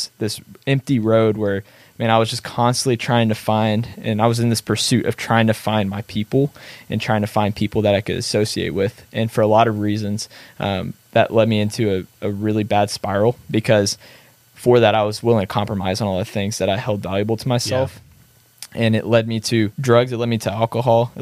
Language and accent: English; Missouri City, Texas, United States; I grew up in Missouri City, which is a suburb right outside of Houston, Texas, Southwest. And so that's a place that I've lived my entire life.